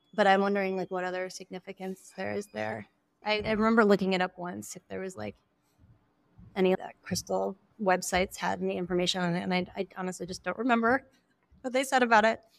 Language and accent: English; East Coast, United States; also born or lived in Western Massachusetts; now in San Francisco Bay Area, United States; I grew up in the East Coast, and I would spend a lot of time in Western Massachusetts